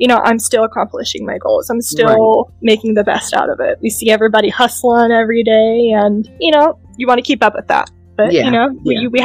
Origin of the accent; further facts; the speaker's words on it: Hampton Roads, Virginia, United States; moved away as an adult; also born or lived in Orlando, Florida, United States; now in Texas, United States; I lived in the Hampton Roads area